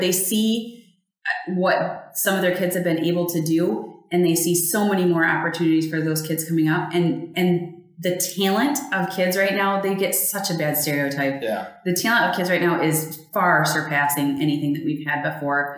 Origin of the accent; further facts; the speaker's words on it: West Michigan, United States; also born or lived in Phoenix, Arizona; I am a West Michigan girl. Was grew, grew up about an hour north of here.